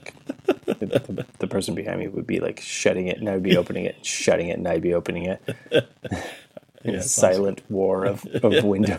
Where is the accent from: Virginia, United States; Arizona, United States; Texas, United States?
Arizona, United States; moved away; considering we grew up in Arizona